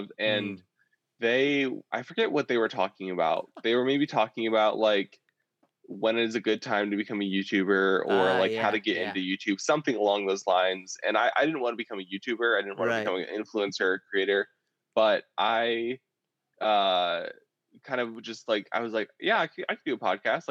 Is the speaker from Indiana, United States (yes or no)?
yes; Indiana, United States; I came back in August to my hometown of Indiana